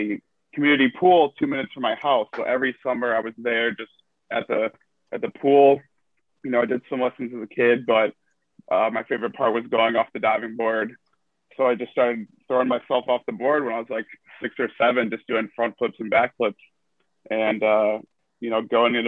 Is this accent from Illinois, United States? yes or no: yes; Naperville, Illinois, United States; moved away; I'm originally from Illinois, from Naperville. It's a suburb outside of southwest of Chicago. I went to Naperville Central High School